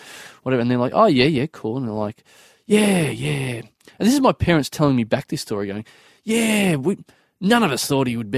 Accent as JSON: {"language": "English", "town": "Maryborough", "region": "Victoria", "country": "Australia", "said": "I come from Maryborough."}